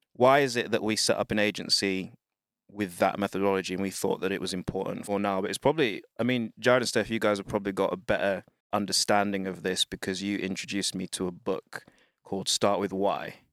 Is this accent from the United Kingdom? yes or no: yes; United Kingdom; I'm Black British, uh, parents, children of Wind Rush